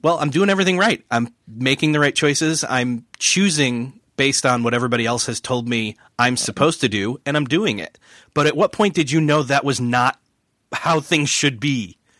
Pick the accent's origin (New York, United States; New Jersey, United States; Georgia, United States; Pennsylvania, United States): New York, United States; Rochester; moved away; I'm originally from Rochester, New York